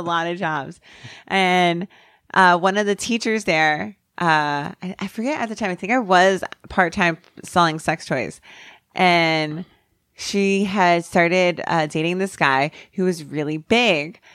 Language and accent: English; New Jersey, United States; I'm from New Jersey. I'm raised with it